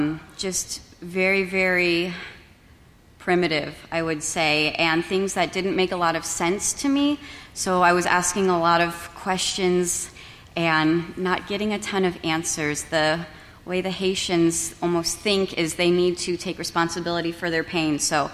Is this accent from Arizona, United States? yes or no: yes; Phoenix, Arizona, United States; I'm from North Phoenix.